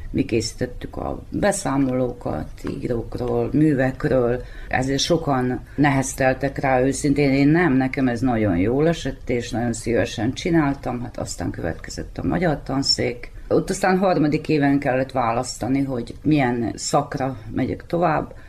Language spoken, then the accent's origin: Hungarian; Muzlja, Vojvodina, Serbia; also born or lived in Zrenjanin; 1958. március 13-án születtem. Nagybecskereken, de különben tőzsgyökeres muzslai vagyok